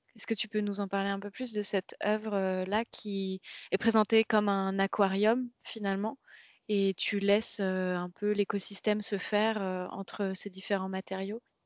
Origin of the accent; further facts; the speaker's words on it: Rennes, Brittany, France; on vient toutes les deux de Rennes